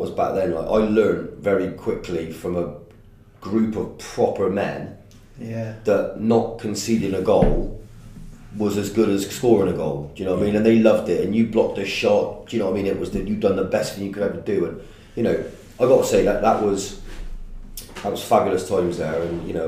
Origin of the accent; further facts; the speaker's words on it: Stroud, South West England, United Kingdom; also born or lived in Wales; I'm from Stroud originally, went to school in Stroud